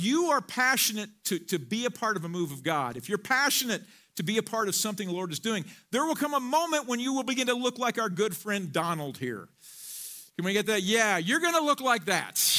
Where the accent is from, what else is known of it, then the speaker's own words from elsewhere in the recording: Missouri, United States; now in Colorado, United States; where I grew up in Missouri